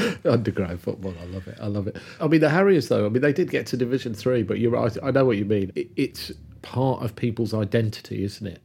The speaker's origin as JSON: {"language": "English", "town": "Kidderminster", "region": "West Midlands", "country": "United Kingdom", "tie": "born or raised there", "said": "Where I grew up in Kidderminster"}